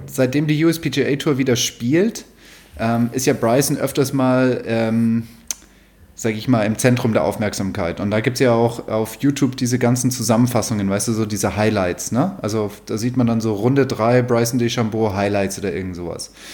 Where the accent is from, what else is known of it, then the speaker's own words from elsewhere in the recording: Munich, Bavaria, Germany; moved away; also born or lived in Rhine Plain; meine Jugend in München